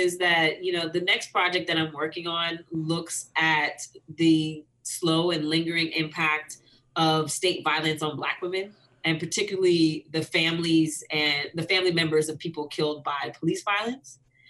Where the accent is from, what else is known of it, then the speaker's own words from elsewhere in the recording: Washington, District of Columbia, United States; moved away; also born or lived in Philadelphia, Pennsylvania; I grew up in Washington, D.C., although I was born in Philadelphia, and my family is from Philadelphia.